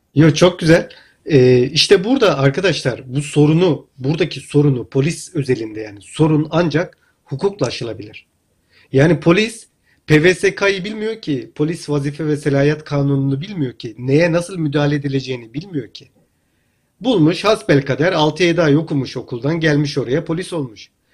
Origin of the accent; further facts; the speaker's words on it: Hatay, Turkey; Ben Hataylıyım